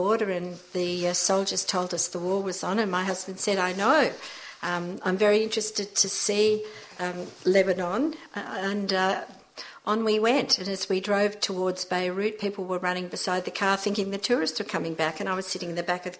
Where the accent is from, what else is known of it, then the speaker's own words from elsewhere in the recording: Manly, New South Wales, Australia; also born or lived in Zambia; since I've been a very small child growing up in Manly with two very community-minded parents and one of five children